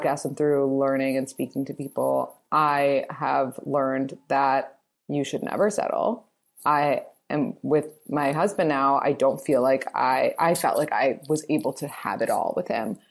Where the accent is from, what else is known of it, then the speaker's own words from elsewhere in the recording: New York City, New York, United States; I'm from New York